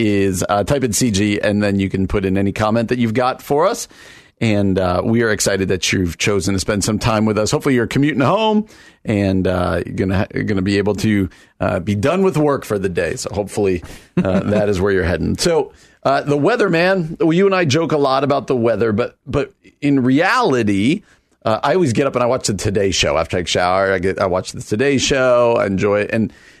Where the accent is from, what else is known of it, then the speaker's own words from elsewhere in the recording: New York City, New York, United States; Where I grew up or out in New York City, they're having like tornado warnings in New York City.